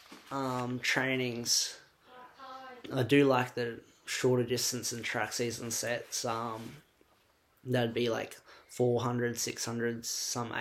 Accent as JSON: {"language": "English", "town": "Cairns", "region": "Queensland", "country": "Australia", "tie": "born or raised there", "moved": "as an adult", "lives_now": "Melbourne, Australia", "said": "growing up in Cairns"}